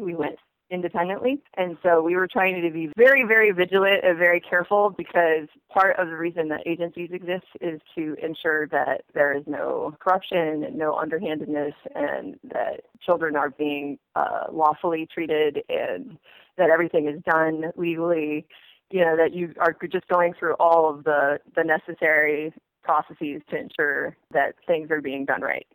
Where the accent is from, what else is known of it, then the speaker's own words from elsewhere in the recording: United States; I'm an American because I grew up here from when I was two years old